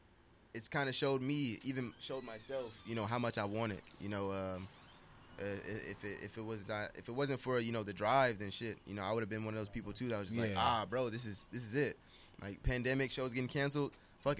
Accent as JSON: {"language": "English", "town": "Las Vegas", "region": "Nevada", "country": "United States", "tie": "born or raised there", "said": "I was born and raised in Vegas."}